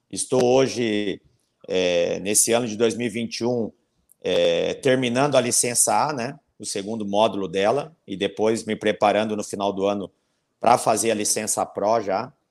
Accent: Santa Cruz do Sul, Rio Grande do Sul, Brazil; born there; É uma cidade vizinha, a minha cidade aonde eu nasci, que é Santa Cruz do Sul, e acabei iniciando a minha carreira no Guarani de Venâncio Soares

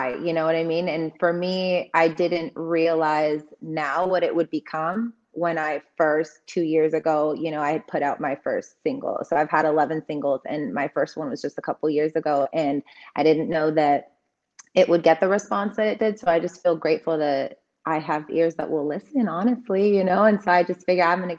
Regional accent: United States; also born or lived in Mosul, Iraq; brought to the States, and I was raised here

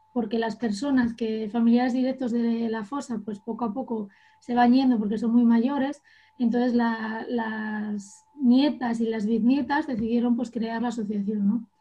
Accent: Llanera, Asturias, Spain; yo soy de Llanera y para mí fue muy importante poder jugar en casa

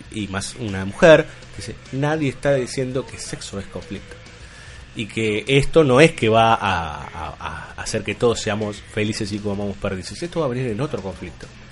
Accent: Buenos Aires, Argentina; yo soy de Mataderos.

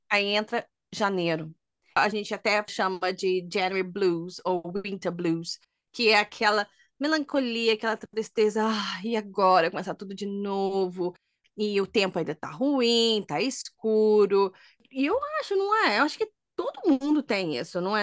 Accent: Brazil; moved away; A gente é brasileira

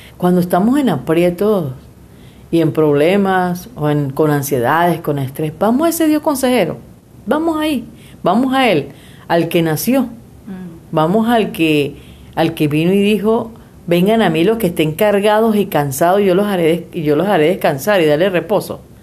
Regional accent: Venezuela; moved away as an adult; now in Mexico; esa fue la Venezuela que yo dejé.

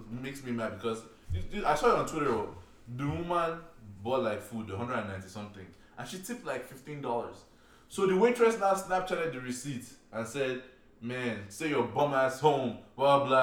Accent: Nigeria; English is a second language; moved away as an adult; now in United States; I feel like it, it's annoying because maybe because I'm coming straight from Nigeria, where you don't really have to tip.

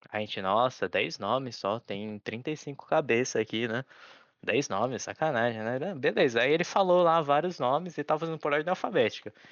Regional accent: Japan; born there; porque eu nasci no Japão, né? Eu tenho que andar com a pasta de documentos para comprovar que eu não sou daqui.

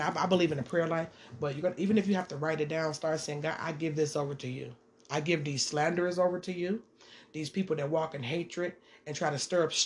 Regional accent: Detroit, Michigan, United States; I'm from Detroit

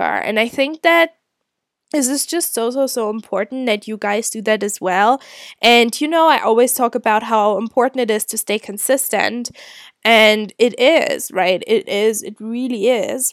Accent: Germany; moved away as an adult; also born or lived in Scotland; I'm originally from Germany.

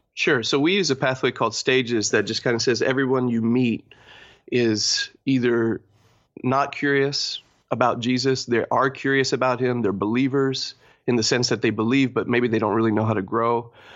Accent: Argentina; also born or lived in Texas / Poland; now in Toronto, Canada; I was born in Argentina.

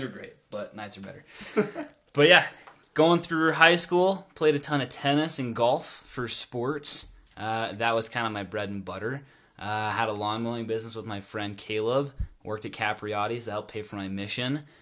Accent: North Logan, Utah, United States; I grew up in North Logan as well went to a North Park Elementary School

